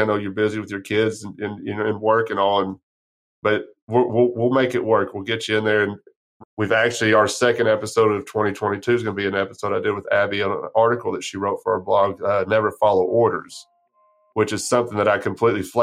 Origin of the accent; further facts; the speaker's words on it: San Angelo, Texas, United States; I grew up right outside of San Angelo